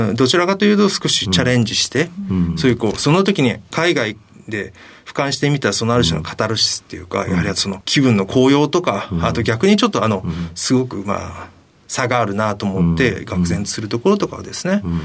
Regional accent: Sasebo, Nagasaki, Japan; 佐世保市出身です。

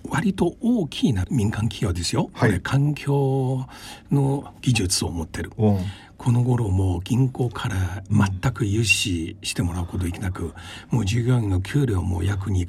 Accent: China; Japanese is a second language; now in Japan; 私も同じ中国出身で

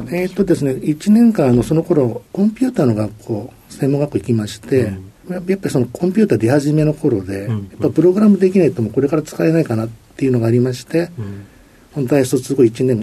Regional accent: Kyoto, Japan; えっと、京都です。

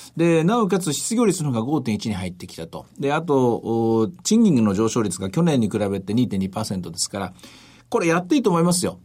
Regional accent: Osaka, Japan; 地元大阪なんでね

